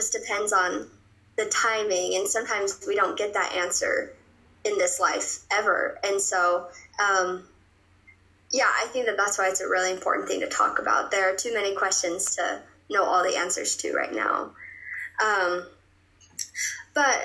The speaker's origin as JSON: {"language": "English", "region": "Michigan", "country": "United States", "moved": "as an adult", "lives_now": "Provo, United States", "said": "I'm from Michigan"}